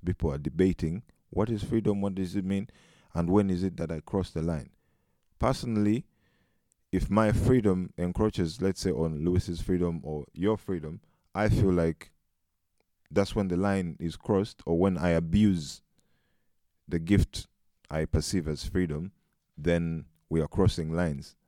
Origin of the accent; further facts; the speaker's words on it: Uganda; moved away as an adult; now in Netherlands; I'm uh, a Ugandan by nationality and African. I've been in the Netherlands for close to four years